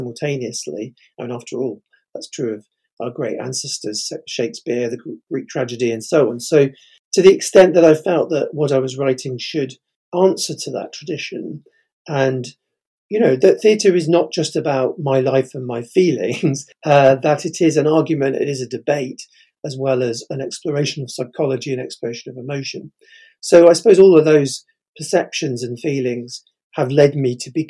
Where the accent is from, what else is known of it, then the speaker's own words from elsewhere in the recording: the Midlands, England, United Kingdom; now in Cambridge, United Kingdom; I come from the Midlands